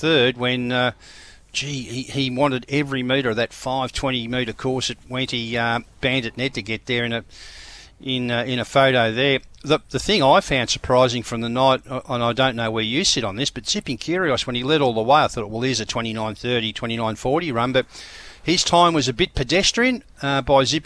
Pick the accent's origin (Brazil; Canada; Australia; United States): Australia; Queensland; I know from being a Queenslander